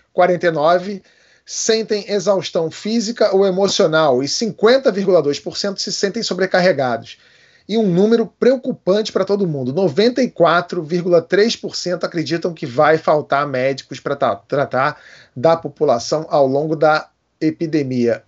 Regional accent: Rio de Janeiro, Brazil; Como carioca

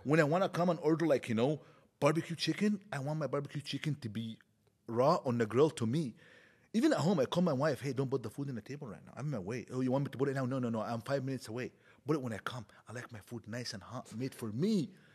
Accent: Egypt; moved away as an adult; now in Canada; I grew up now in Egypt

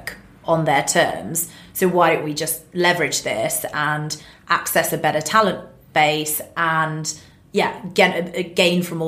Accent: United Kingdom; being British as well

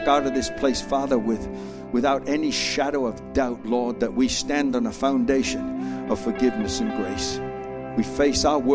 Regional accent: Australia; I'm an Australian

